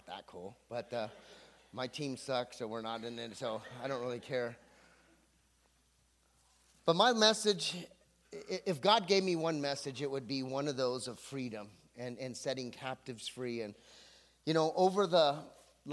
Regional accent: Santa Barbara, California, United States; also born or lived in Anaheim, California; now in Camarillo, United States; I'm from Santa Barbara, but I lived in Anaheim, but it's now my hometown

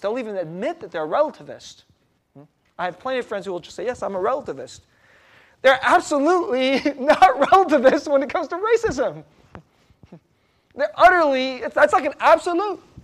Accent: San Jose, California, United States; moved away; also born or lived in East Coast; San Jose, California.

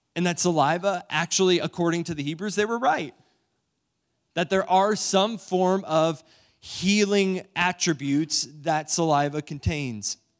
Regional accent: New London, Ohio, United States; moved away; my hometown of New London, Ohio

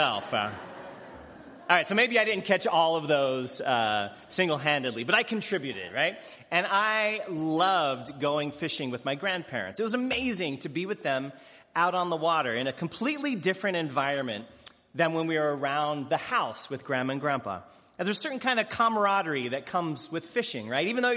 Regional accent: Arizona, United States; moved away; also born or lived in Hawaii; I grew up in Arizona

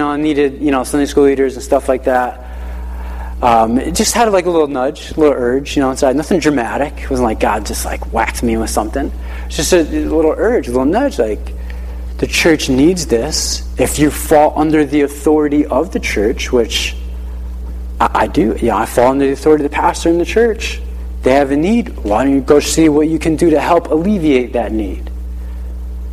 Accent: Hartford, Connecticut, United States; So we grew up in the Hartford area, and we would travel down to church in Uncasville

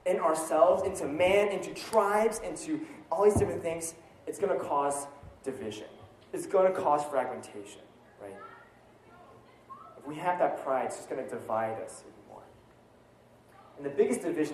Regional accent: United States; as American myself

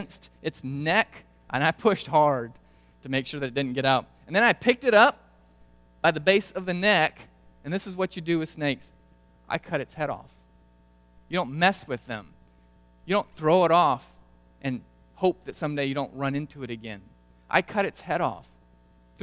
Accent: Brazil; moved away; Growing up in Brazil

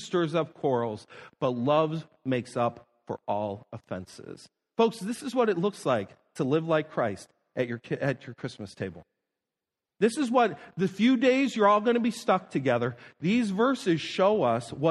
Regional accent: Niagara Falls, New York, United States; moved away; I live several miles away growing up from Love Canal.

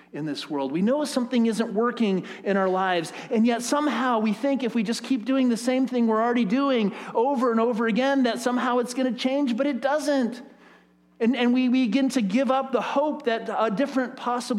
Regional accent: United States; As American, capitalist, Western Christians

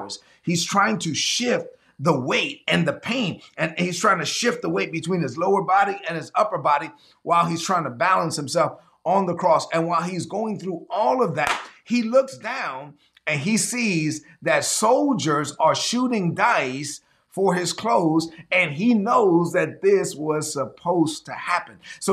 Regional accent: New York City, New York, United States; I grew up in Brooklyn

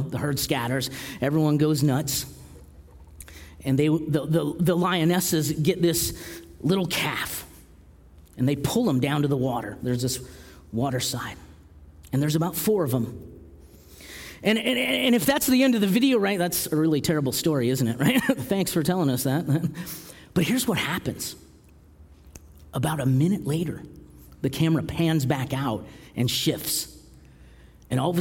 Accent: Alaska, United States; being from Alaska

